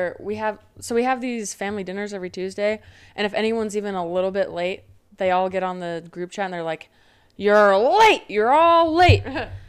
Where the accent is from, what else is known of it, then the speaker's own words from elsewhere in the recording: Magna, Utah, United States; I say Magna